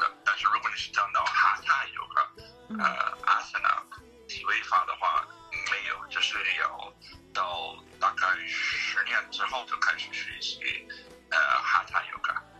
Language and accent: Chinese; Texas, United States; Chinese is a second language; moved away as an adult; also born or lived in Beijing, China; 我那个时候就住在一个印度教的寺庙，在德克萨斯州，在我的老靠近我的老家。